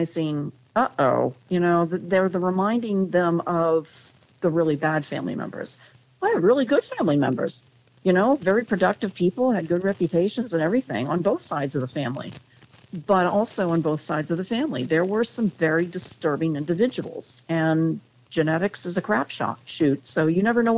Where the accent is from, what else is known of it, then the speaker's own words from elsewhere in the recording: Connecticut, United States; we grew up in Connecticut